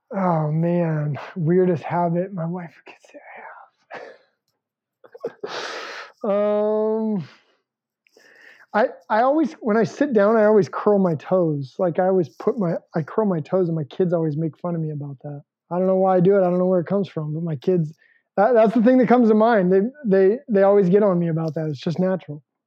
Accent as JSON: {"language": "English", "region": "Alaska", "country": "United States", "tie": "born or raised there", "said": "I grew up in Alaska."}